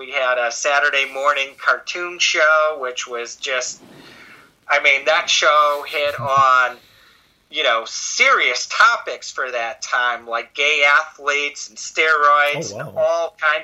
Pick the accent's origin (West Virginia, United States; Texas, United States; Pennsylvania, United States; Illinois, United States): Illinois, United States; Chicago; I'm from Chicago